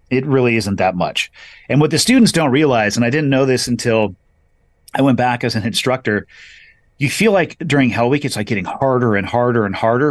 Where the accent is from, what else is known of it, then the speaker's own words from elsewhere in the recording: California, United States; solidly middle class growing up on the West Coast, uh, in California at a beach town